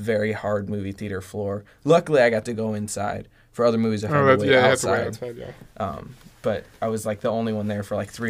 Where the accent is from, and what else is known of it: La Habra, California, United States; born or raised there